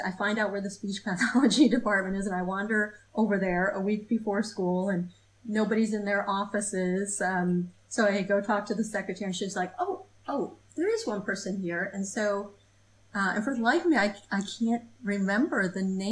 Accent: Michigan, United States; moved away as an adult; also born or lived in Portland, Maine; I grew up in Michigan

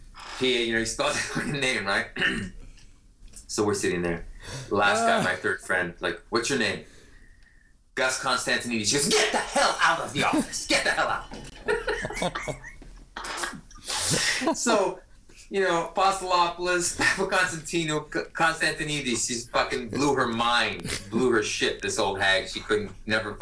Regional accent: Toronto, Ontario, Canada; English is a second language; now in United States; there's no other place I would have traded to grow up than

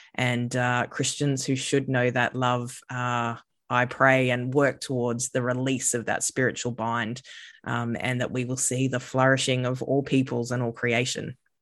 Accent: Redcliffe, Queensland, Australia; grew up on Gubby Gubby country, uh, and I've lived most of my life on Gubby Gubby country, which most people probably know as, like, the Sunshine Coast area of these lands now called Queensland.

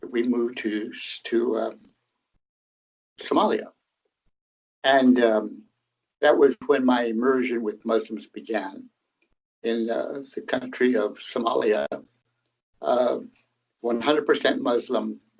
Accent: Tanzania; I was born in Tanzania, Tanganyika, because my father and mother were pioneer Mennonite missionaries in Tanzania among a tribal group called the Zanaki.

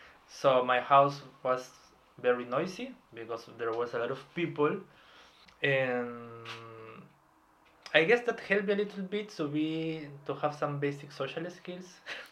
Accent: Lima, Peru; English is a second language; moved away as an adult; now in Bonn, Germany; In the capital of Peru, in Lima, in February, in front of the sea.

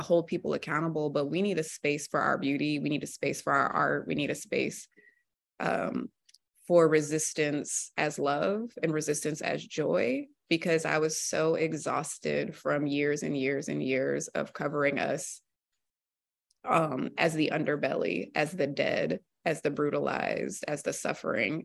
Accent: Alexandria, Virginia, United States; moved away as an adult; also born or lived in Norfolk, Virginia; now in Boston, United States; I'm from the D C area, I'm from Virginia

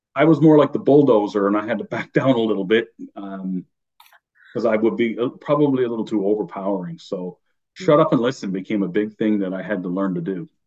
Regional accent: Newfoundland and Labrador, Canada; accent: Newfie; moved away as an adult; my Newfie accent comes out, even though I've been, you know, I left home almost 30 years ago.

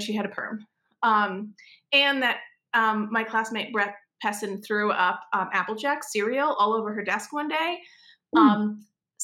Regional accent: Connecticut, United States; moved away; also born or lived in New York; I grew up in Connecticut, in a fairly affluent community

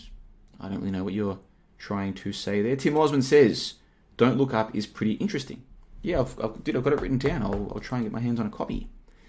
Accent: Australia; accent: Australian; now in Plovdiv, Bulgaria; I grew up in Australia. I've got an Australian passport. I've got a pretty much an Australian accent

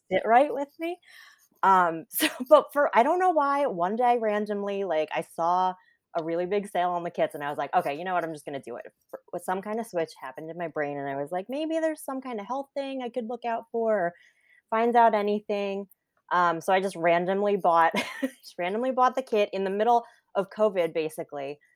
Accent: New Jersey, United States; also born or lived in South Korea; So I grew up in New Jersey. I still live in New Jersey

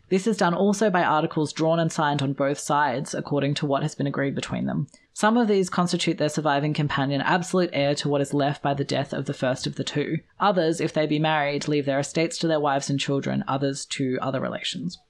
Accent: Australia; I'm Australian.

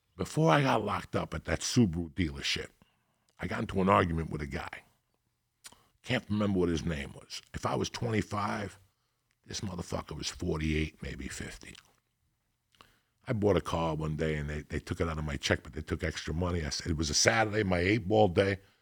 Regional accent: North Bergen, New Jersey, United States; moved away; also born or lived in Denver; I grew up in North Bergen with all those Italians.

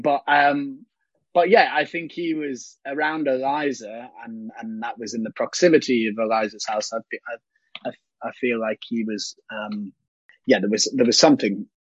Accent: Liverpool, North West England, United Kingdom; me being from Liverpool

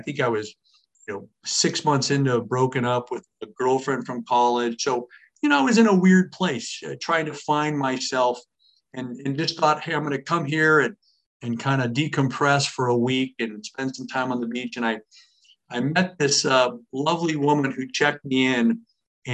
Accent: California, United States; moved away; somebody from California and we're even more cocky

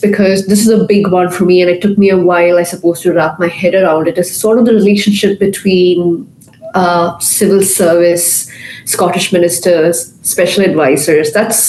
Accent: Qatar; I grew up in a very conservative Indian home. From birth, I was raised in Qatar. I went to an Indian school. My parents are very traditional Indians.

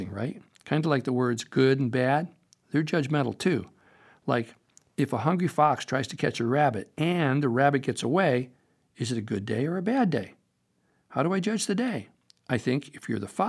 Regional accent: Topanga, California, United States; my hometown, Topanga

